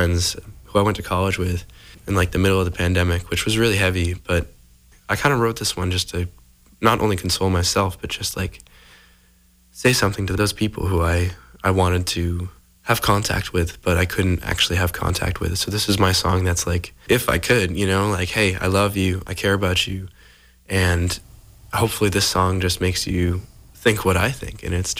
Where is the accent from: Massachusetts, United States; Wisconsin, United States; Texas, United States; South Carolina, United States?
Massachusetts, United States; Scituate; I'm 21. I'm from Scituate, Massachusetts.